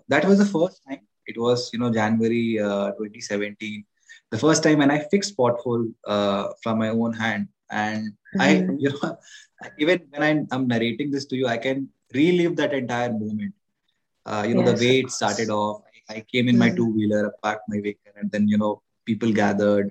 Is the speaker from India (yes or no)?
yes; Ranchi, Jharkhand, India; moved away; my hometown, Ranchi. I come from Ranchi, Jharkhand.